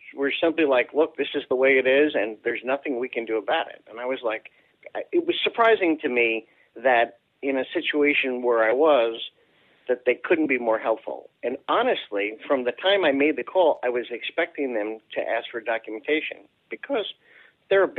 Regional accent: outside of New York City, United States; I grew up in New York, outside of New York City

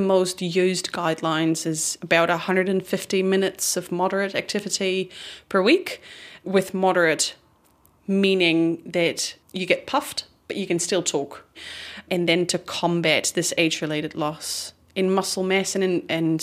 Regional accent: Netherlands; English is a second language; now in New Zealand; I'm originally from the Netherlands.

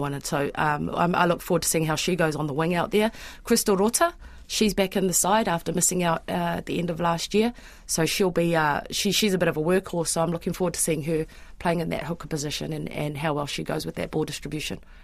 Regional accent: Auckland, New Zealand; I'm born and bred in Auckland

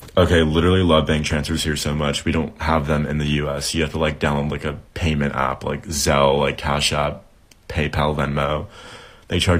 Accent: United States; moved away as an adult; now in Auckland, New Zealand; as an American in New Zealand

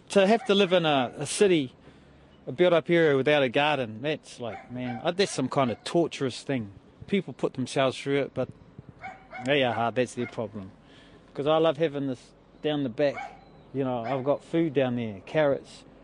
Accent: Maoribank, Wellington, New Zealand; Well, where I grew up in Maoribank, that's the river. That was the the Hutt River. So I grew right up by the river, eeling, spearing cockabullies

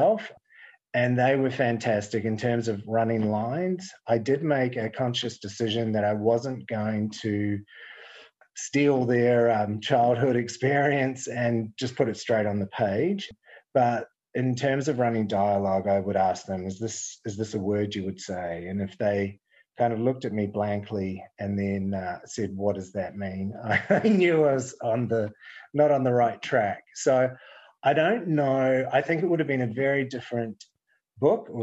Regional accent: New Zealand; moved away as an adult; I grew up in New Zealand in the 70s and 80s

